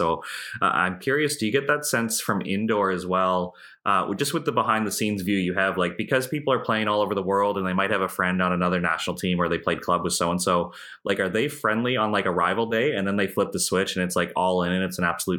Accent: Canada; And then I think as a Canadian over there, I'd be trying to watch as much live as I can.

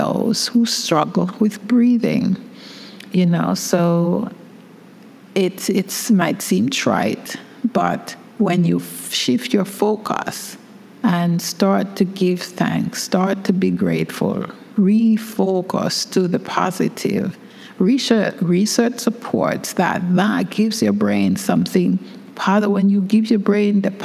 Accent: England, United Kingdom; moved away; also born or lived in Brooklyn, United States; I grew up in England

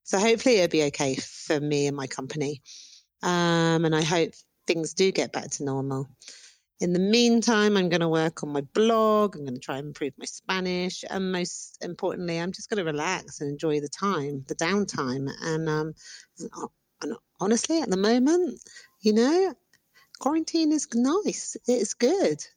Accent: United Kingdom; moved away as an adult; now in Antigua, Guatemala; I'm British.

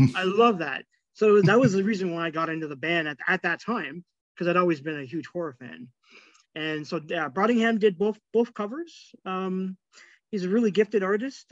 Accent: Toronto, Ontario, Canada; growing up in Scarborough, um, Scarborough, like suburbs of Toronto

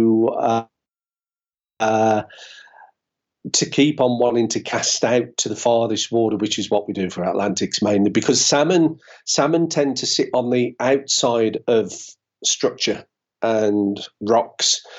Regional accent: United Kingdom; being British

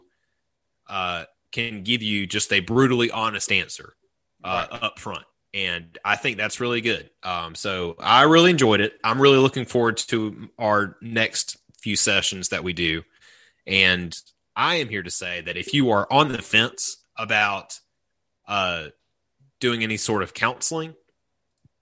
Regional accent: the South, United States; growing up in the South

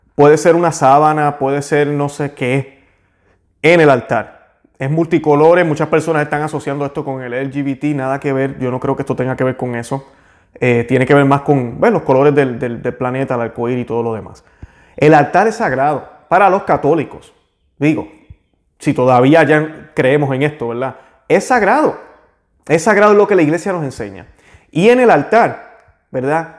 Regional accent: Puerto Rico; yo que soy de Puerto Rico

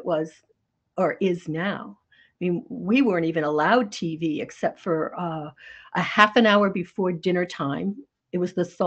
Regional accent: North Scituate, Rhode Island, United States; now in Maine, United States; I grew up in Rhode Island

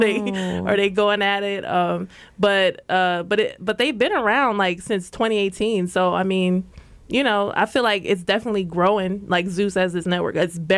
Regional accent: Trenton, New Jersey, United States; now in Brooklyn, United States; Hailing from, well, we're in BK right now, but I'm from Trenton. I'm a Trenton girl.

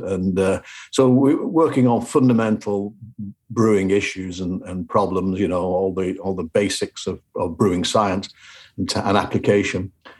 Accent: Upholland, North West England, United Kingdom; moved away as an adult; also born or lived in Hull / Sheffield; now in Davis, United States; I'm from a village called Upholland, which is... on the road from Wigan to Skelmersdale in Lancashire. So, I was born and raised there and actually educated in Yorkshire.

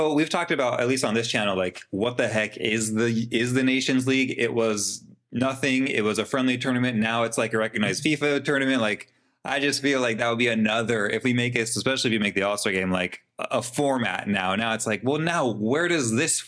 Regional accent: United States; as an American, Argentine, Spanish, whatever, I'm American. I have roots

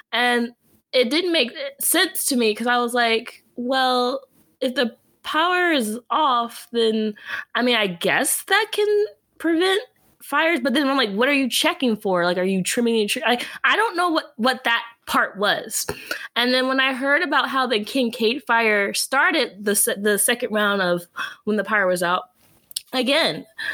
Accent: Georgia, United States; now in California, United States; I grew up in Georgia

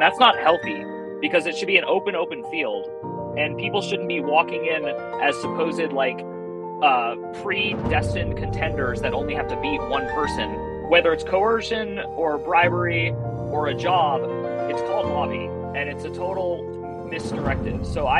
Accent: California, United States; now in Phoenix, United States; I'm a 41-year-old writer located in Phoenix, Arizona. I'm originally from the Bay Area of California, and I've lived all over the country. I've lived in like 9 or 10 different states.

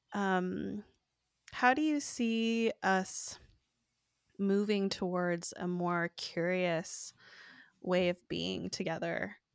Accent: Oregon, United States; also born or lived in East Coast / Eugene; growing up in Oregon

